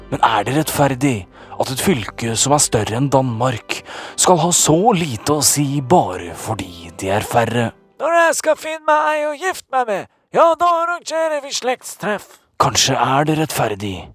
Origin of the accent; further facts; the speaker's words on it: Finnmark, Norway; Jeg er jo fra Finnmark, så først så prøvde jeg å få gjennom bare Finnmark.